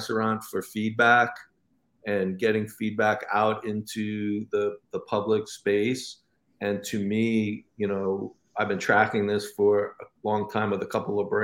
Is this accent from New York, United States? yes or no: yes; New York, United States; growing up in New York, you know, we had the local candy store